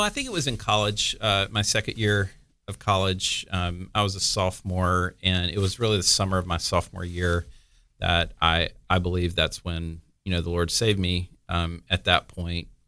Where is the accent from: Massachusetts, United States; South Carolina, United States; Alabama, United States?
Alabama, United States; Mobile; moved away as an adult; also born or lived in California; now in Florida, United States; I lived a couple places, actually, in, in Alabama, um, and then graduated high school in Ala-, in Mobile, went to college, uh, in Mobile